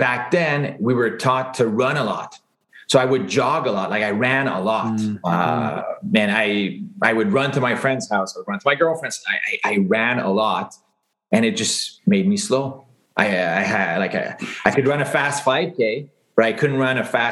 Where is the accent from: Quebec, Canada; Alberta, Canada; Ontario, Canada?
Quebec, Canada; Longueuil; growing up in Greenfield Park